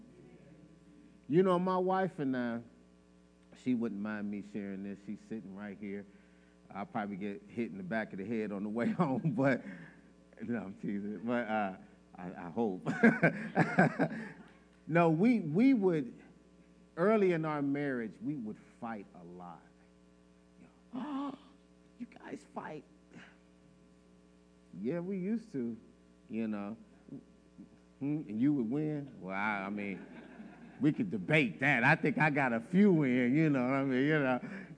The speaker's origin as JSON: {"language": "English", "town": "Chicago", "region": "Illinois", "country": "United States", "said": "I'm from Chicago"}